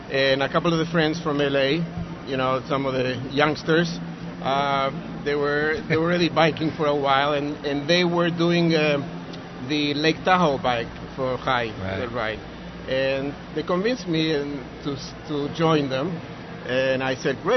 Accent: Uruguay; English is a second language; also born or lived in Belgium / Israel; Originally, I was raised. I was born in Belgium. {S4} Yeah. {S9} I was raised in Uruguay, South America.

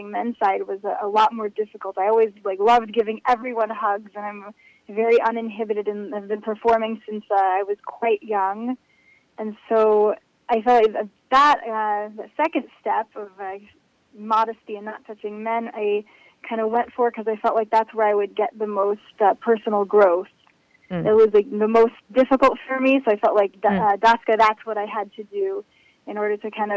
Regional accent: United States; moved away as an adult; now in Israel; I grew up in America

